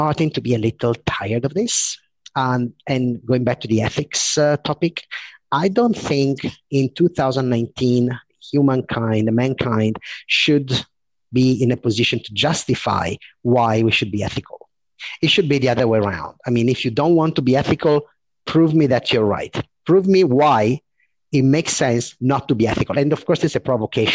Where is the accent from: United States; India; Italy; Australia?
Italy; moved away as an adult; also born or lived in London, United Kingdom / Paris, France; came back to my country, which is Italy. I'm speaking from Milan now